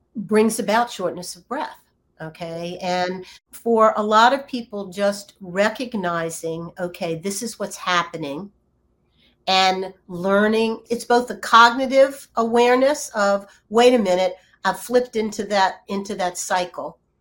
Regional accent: Virginia, United States; moved away; also born or lived in California; I grew up in Virginia as a as an only child

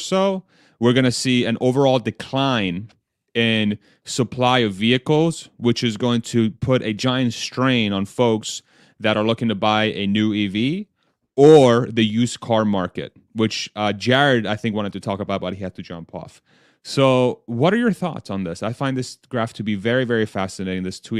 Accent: Texas, United States; I'm from Texas.

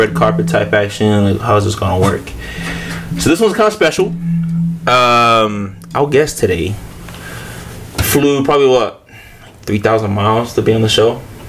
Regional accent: Australia; moved away; So all my aunties and uncles, the ones we grew up with in Australia

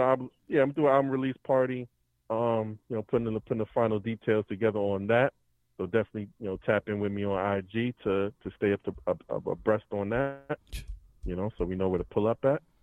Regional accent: New York City, New York, United States; also born or lived in Bronx / Queens; I'm from Brooklyn originally, born in the Bronx

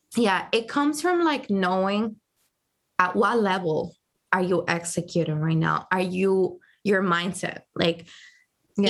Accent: Dominican Republic; also born or lived in Providence, Rhode Island, United States; now in New York, United States; I moved to Dominican Republic when I was about three months old, oh. and I grew up there

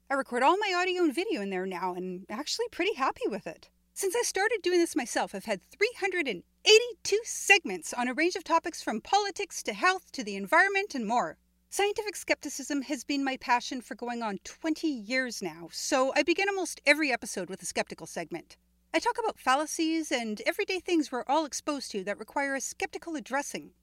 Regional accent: Canada; my home country

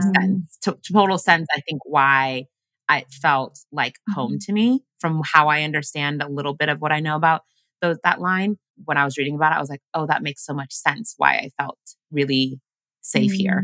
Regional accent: Washington, United States; English is a second language; moved away as an adult; also born or lived in Uganda / Los Angeles; now in New York, United States; we grew up in Washington and then I lived in LA for seven years. And then I finally moved to New York

